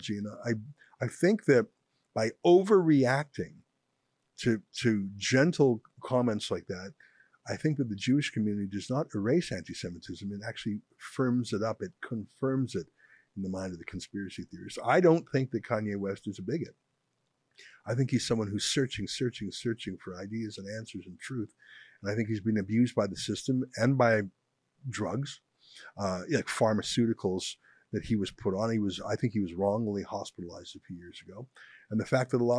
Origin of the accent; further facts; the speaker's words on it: Canada; I'm very Canadian. I grew up here